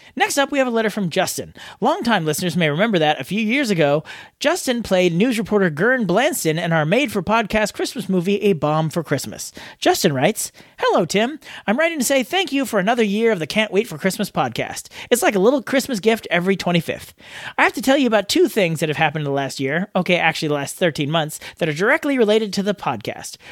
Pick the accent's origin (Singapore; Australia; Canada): Australia